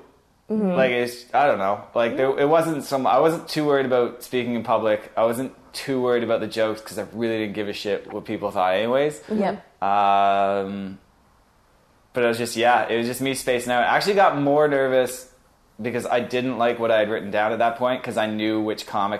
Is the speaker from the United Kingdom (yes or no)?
no; Brampton, Ontario, Canada; born there; also born or lived in Sudbury / Halifax; Born in Brampton, lived in Sudbury, moved to Halifax, and I came back.